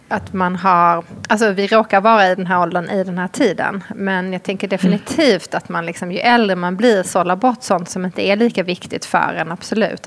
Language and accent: Swedish; Malmö, Skåne, Sweden; jag kommer ju från Malmö så det var en ganska liten skola